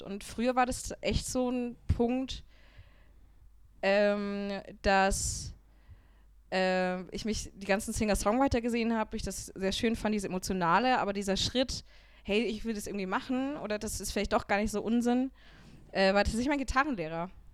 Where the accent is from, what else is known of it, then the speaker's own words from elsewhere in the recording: Upper Franconia, Bavaria, Germany; now in Munich, Germany; ich komme aus Oberfranken, aus einem ganz kleinen Dorf